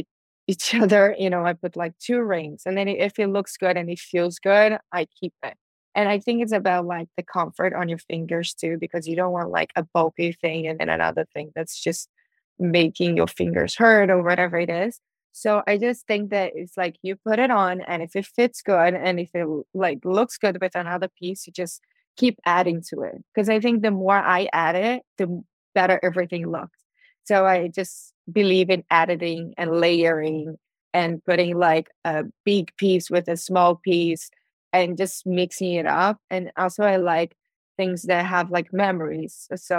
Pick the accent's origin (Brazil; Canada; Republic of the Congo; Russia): Brazil; now in Miami, United States; people from my hometown